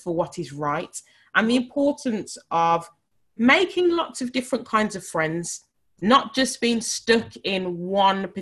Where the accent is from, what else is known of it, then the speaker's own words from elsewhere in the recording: Birmingham, West Midlands, United Kingdom; I was born in Selly Oak in Birmingham